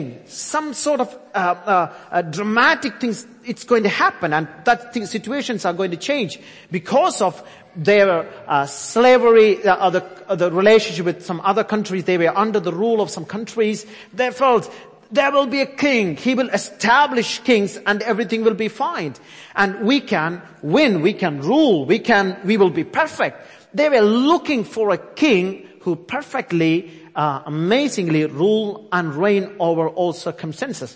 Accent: India; also born or lived in Cambodia; now in United Kingdom; I born and brought up in India, so Rajas is a part of the culture

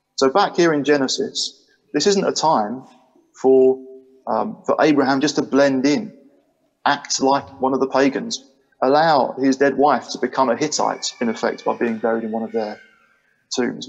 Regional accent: Chatham, South East England, United Kingdom; moved away as an adult; now in Sheffield, United Kingdom; I'm kind of from a place called Chatham in Kent. Well, I am. That's where I grew up.

